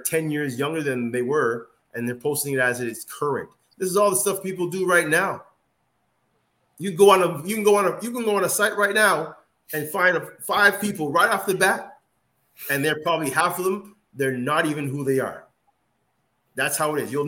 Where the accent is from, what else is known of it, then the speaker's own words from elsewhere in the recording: Nigeria; I'm a Nigerian.